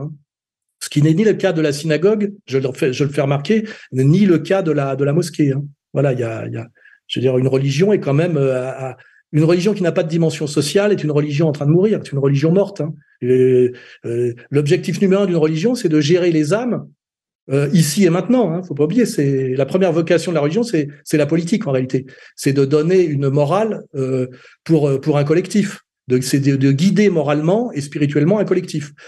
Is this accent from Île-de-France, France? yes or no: yes; Meudon, Île-de-France, France; quand j'étais gamin à Meudon-la-Forêt, qui était quand même une cité dortoir des usines Renault